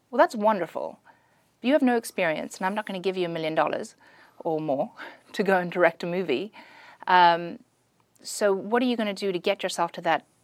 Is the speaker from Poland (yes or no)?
no; South Africa; moved away; also born or lived in Pretoria / Durban / Bloemfontein / Johannesburg; I'm from South Africa. I was born in Pretoria.